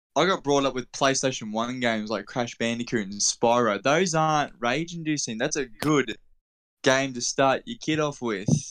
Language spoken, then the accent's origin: English; Australia; I am from Australia